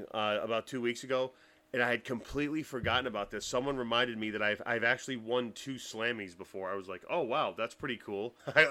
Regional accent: Louisville, Kentucky, United States; also born or lived in Massachusetts; Yeah, born in Massachusetts, a small town in Massachusetts, moved to Kentucky, and kind of went from a boy to a man in Louisville, shall we say.

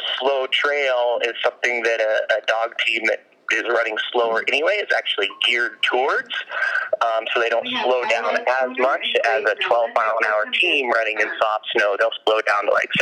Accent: Alaska, United States; Growing up in Alaska the way I did, I left the state one time when I was 15

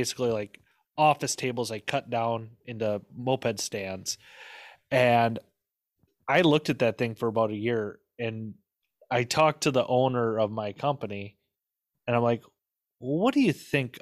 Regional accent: Midwest, United States; I grew up in the Midwest

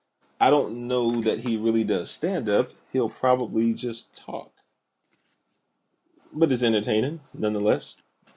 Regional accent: Texas, United States; I'm from Texas.

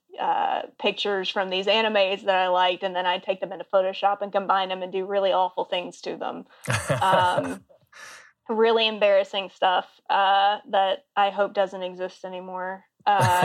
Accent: Auburn, Alabama, United States; moved away as an adult; also born or lived in Baltimore / Boston / Columbia, South Carolina / Austin, Texas; now in Seattle, United States; I grew up in Auburn.

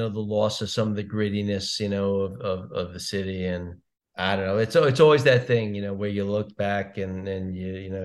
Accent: Long Island, New York, United States; now in New York City, United States; I grew up in Long Island

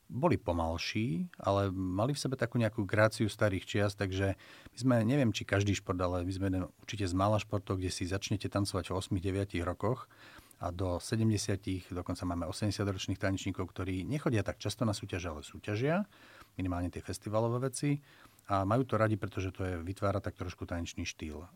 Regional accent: Slovakia; first language Slovak

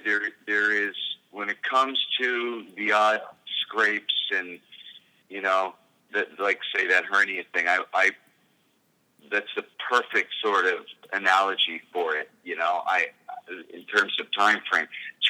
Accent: Canada; I think it's my job as a Canadian to help provide for people who have less with my tax money

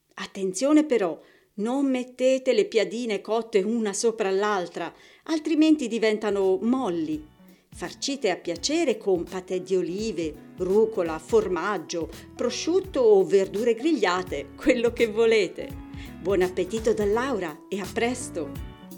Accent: Tuscany, Italy; io sono toscana

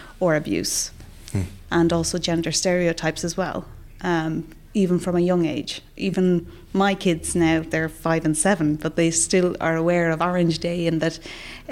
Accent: Ireland; moved away as an adult; now in Sweden; growing up in Ireland

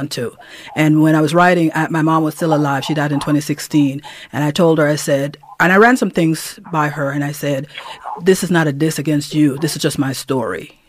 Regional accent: Dangriga, Stann Creek District, Belize; now in United States; myself growing up in Dangriga, Belize, in Central America.

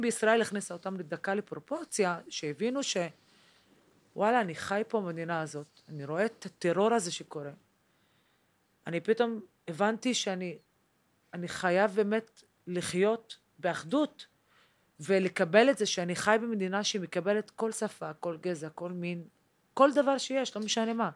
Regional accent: Haifa, Haifa District, Israel; moved away; also born or lived in central Israel; גדלתי בחיפה, וגדלתי כילדה כי ערבייה מוסלמית

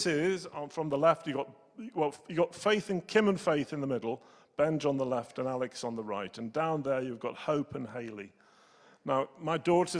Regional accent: New Zealand; I'm a Kiwi

